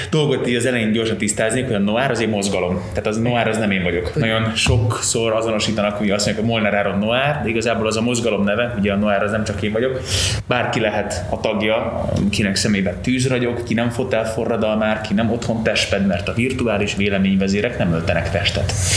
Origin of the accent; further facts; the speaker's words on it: Veszprém, Veszprém County, Hungary; also born or lived in Novi Sad, Vojvodina, Serbia; én vajdasági gyerek vagyok. 87-ben születtem Újvidéken, Szerbia, akkor még Jugoszláviának hívták, és mikor átjöttünk ide Magyarországra, akkor értünk pár helyen, de végül Veszprémben telepettünk le, és ott éltünk tíz éven keresztül.